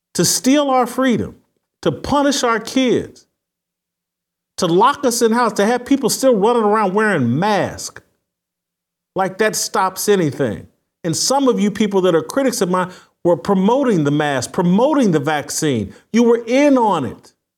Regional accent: United States; I'm an American citizen living here in America

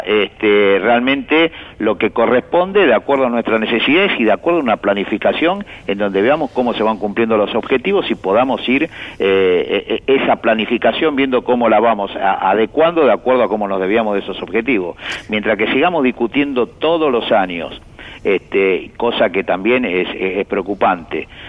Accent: Argentina; nos cuesta como argentinos

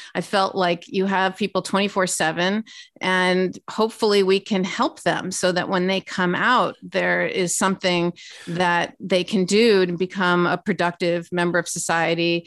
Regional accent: Los Angeles, California, United States; moved away as an adult; also born or lived in Washington; born and raised in Los Angeles, California

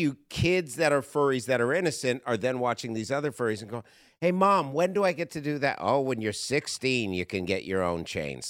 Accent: Canada; moved away as an adult; now in United States; I come from Canada originally. I, I moved here from Canada ten years ago.

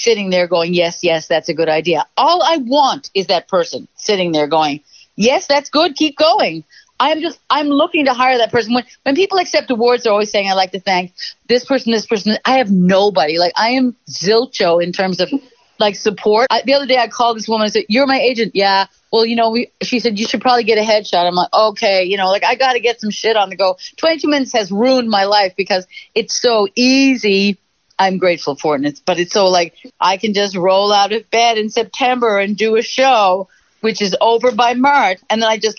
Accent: Newfoundland and Labrador, Canada; the experience of being a Newfoundlander

